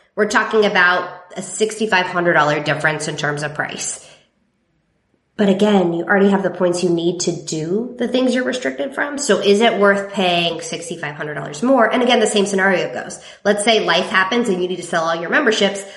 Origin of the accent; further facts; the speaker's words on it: California, United States; moved away as an adult; I'm from the West Coast, so I am from California originally and I grew up there